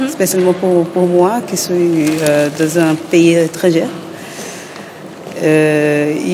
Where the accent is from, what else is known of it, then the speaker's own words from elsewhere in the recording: Brazil; French is a second language; moi, je suis venue du Brésil